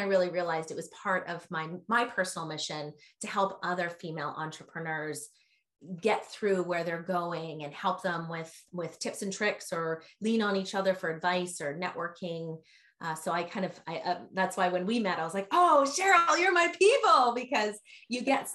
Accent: Canada; also born or lived in Vancouver; now in San Francisco, United States; I'm originally from Canada, but my heart's in San Francisco

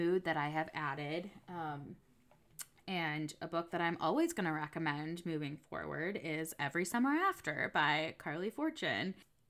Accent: New England, United States; I grew up in New England, like with the Atlantic Ocean.

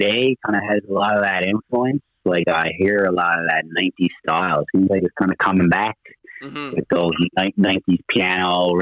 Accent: Torbay, Newfoundland and Labrador, Canada; I'm actually from Torbay area

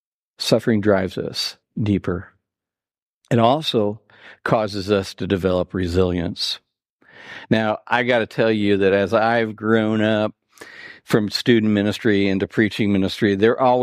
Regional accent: Terre Haute, Indiana, United States; I grew up in North Terre Haute. I graduated from Terre Haute North a long time ago

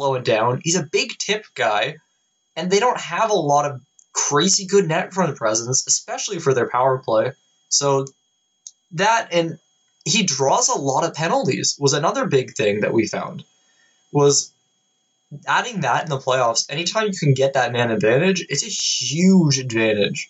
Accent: Kingston, Ontario, Canada; I'm from Kingston.

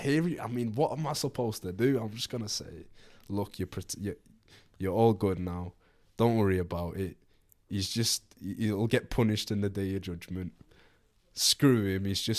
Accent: Birmingham, West Midlands, United Kingdom; That's not Scouse. I'm from Birmingham.

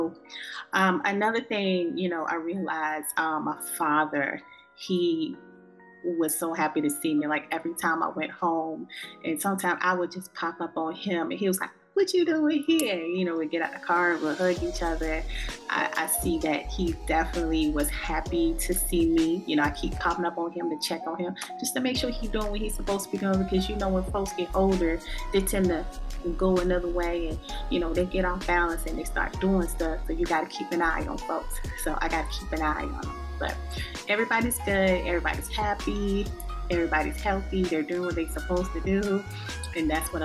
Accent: South Carolina, United States; now in North Carolina, United States; my hometown in South Carolina.

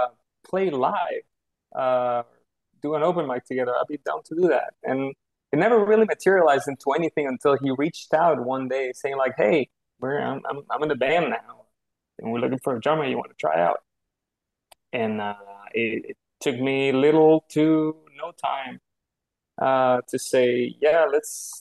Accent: Chile; now in Fort Worth, United States; I am originally from Chile. I've been living in Fort Worth for now 10 years

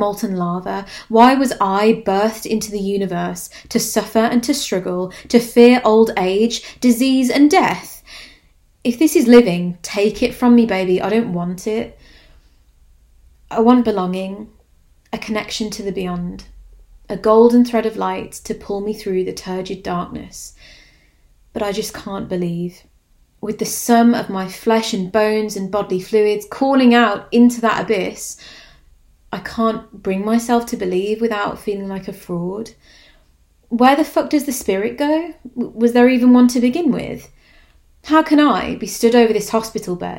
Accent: Walsall, West Midlands, United Kingdom; the gallery in my hometown I visited almost every weekend as a child

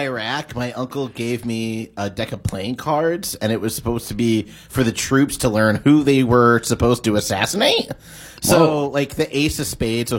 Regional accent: Waterbury, Connecticut, United States; moved away as an adult; He's going on trial in my hometown.

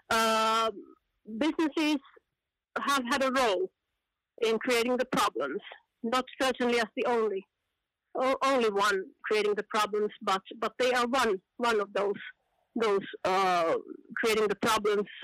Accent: Finland; come from Finland, where I'm also working working now for, for a longer time.

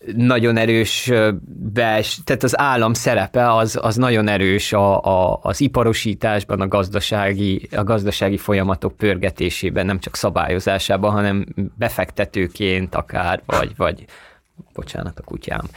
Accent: Székely Land, Romania; moved away; also born or lived in Bucharest; ahol én születtem, Székelyföldön

